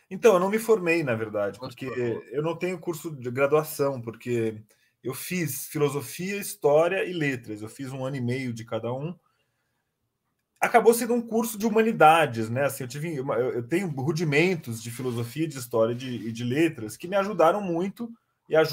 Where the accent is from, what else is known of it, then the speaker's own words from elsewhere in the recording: São Paulo, Brazil; born there; Eu nasci em São Paulo em 78.